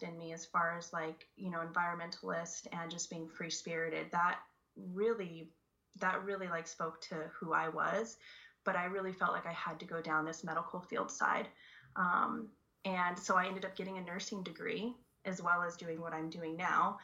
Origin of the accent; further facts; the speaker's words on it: Colorado, United States; moved away as an adult; also born or lived in Florida; now in Hawaii, United States; I grew up in Colorado, actually, what? And my family still lives there